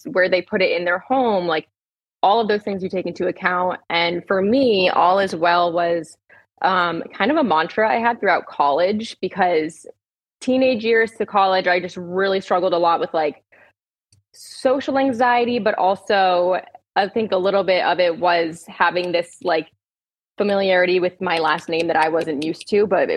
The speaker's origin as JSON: {"language": "English", "region": "Rhode Island", "country": "United States", "said": "I'm from Rhode Island"}